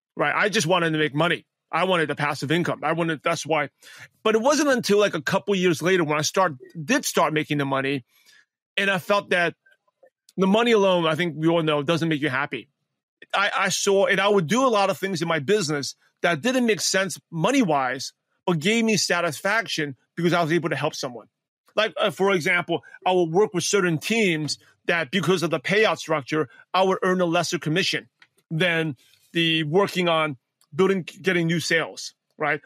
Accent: New York City, New York, United States; English is a second language; born and raised in Brooklyn, New York.

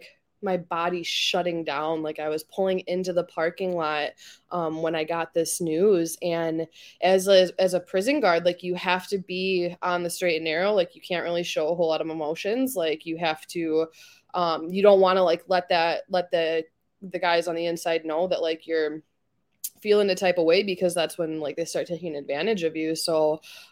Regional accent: Wisconsin, United States; I'm from Wisconsin

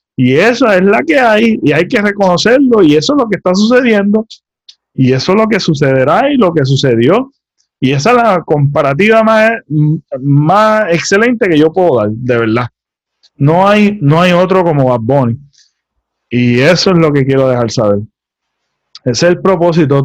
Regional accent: Puerto Rico; como puertorriqueños

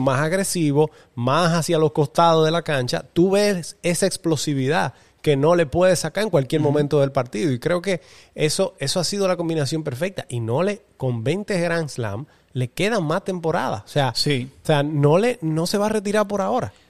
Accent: Dominican Republic; Como los dominicanos siempre montamos el coro y la banda

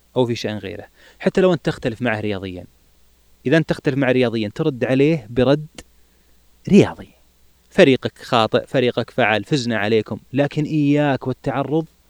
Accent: Saudi Arabia

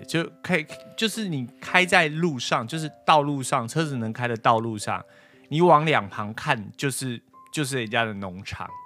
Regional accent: Taipei, Taiwan; 我小时候就吃乖乖而已啊。因为台北比较少看到人家卖椒，因为我小时候也很少出去啊

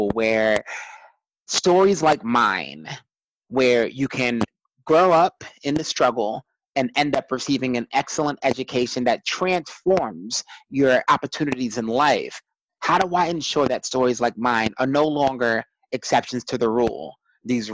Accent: New York City, New York, United States; growing up in Brooklyn, New York, growing up as a first generation in this country

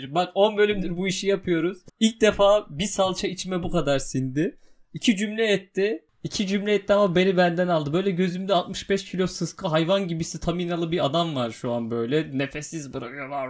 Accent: Hatay, Turkey; moved away; Abi biz aslında Hataylıyız. Ee, Hatay'dan göçmüşüz buraya.

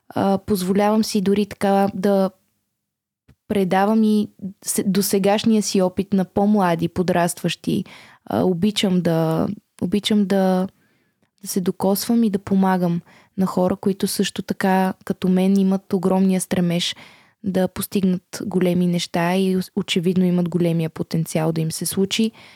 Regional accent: Bulgaria; Аз съм горда българка, щастлива съм, че съм от България

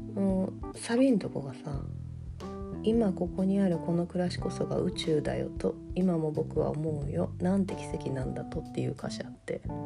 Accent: Kansai, Japan; accent: Kansai dialect

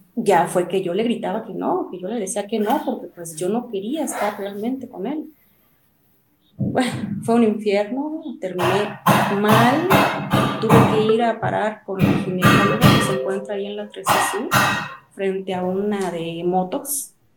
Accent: Mexico City, Mexico; moved away; also born or lived in Chiapas; Yo soy de la Ciudad de México

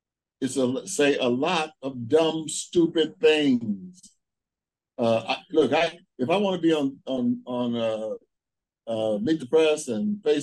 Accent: Kansas City, Missouri, United States; I know people in my hometown in Kansas City who get up in the morning, get some coffee.

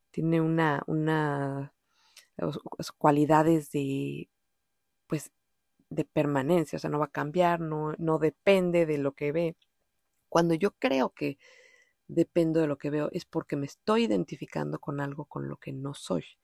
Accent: Mexico City, Mexico; accent: DF; Pues, o sea, es evidente, yo soy mexicana, sí.

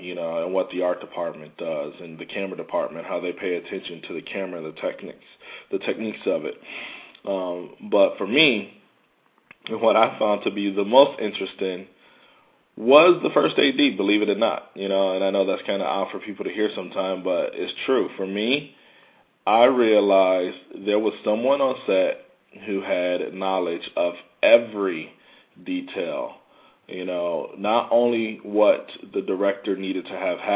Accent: Oak Park, Michigan, United States; now in New York, United States; I grew up in the Midwest, so, you know, I'm used to cold weather

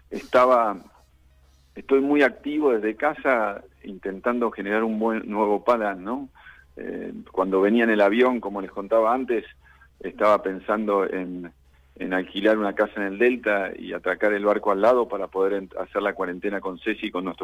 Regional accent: Argentina; yo soy miembro de la Comisión de Atletas de Argentina y propuse que el mismo ejercicio que habíamos hecho con el Comité Olímpico Internacional lo deberíamos hacer entre argentinos

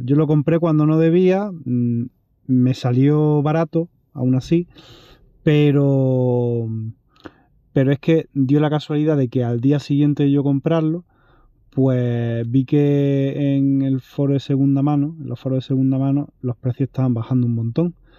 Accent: Andalusia, Spain; como soy andaluz

